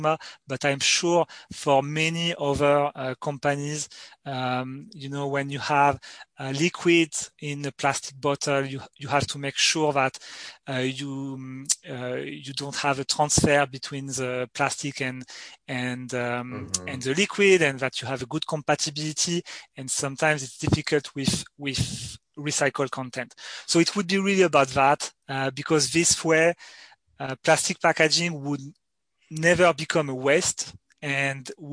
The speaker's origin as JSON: {"language": "English", "area": "Champagne", "region": "Grand Est", "country": "France", "tie": "born or raised there", "second_language": "English", "said": "I grew up in Champagne"}